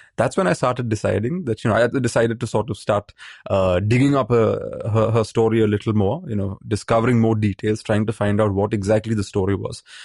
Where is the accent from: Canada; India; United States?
India; Maharashtra; growing up in Maharashtra.